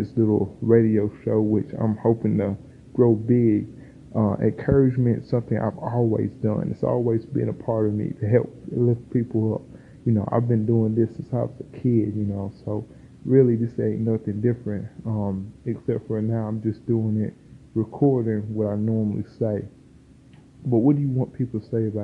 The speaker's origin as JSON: {"language": "English", "town": "Dalton", "region": "Georgia", "country": "United States", "tie": "born or raised there", "said": "I'm a Georgia boy, raised right down here in the South."}